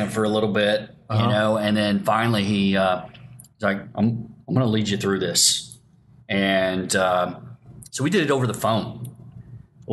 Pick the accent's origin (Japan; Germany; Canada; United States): United States; Paducah, Kentucky; also born or lived in Tulsa, Oklahoma / Sapulpa, Oklahoma; I grew up in Paducah, Kentucky. I was born in Tulsa.